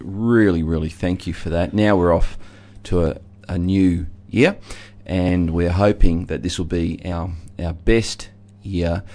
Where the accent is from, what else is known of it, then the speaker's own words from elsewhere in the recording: Geelong, Victoria, Australia; I grew up in Geelong, a very working class